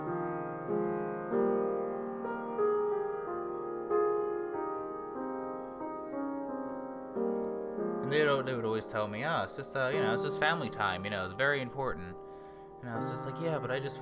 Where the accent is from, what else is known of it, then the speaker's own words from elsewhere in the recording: Philadelphia, Pennsylvania, United States; moved away; We all thought Philly was pretty cool. The three of us lived there our whole lives up to that point. Or at least I did as a child.